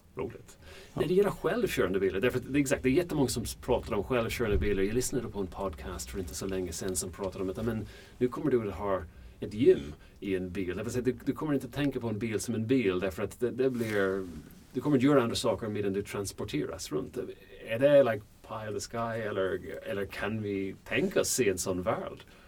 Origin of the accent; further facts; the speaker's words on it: Ireland; Swedish is a second language; now in Sweden; jag kommer från Irland